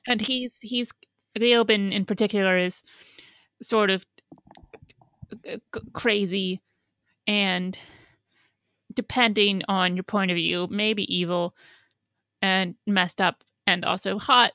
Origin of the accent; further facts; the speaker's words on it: Midwest, United States; now in New York, United States; I grew up in the Midwest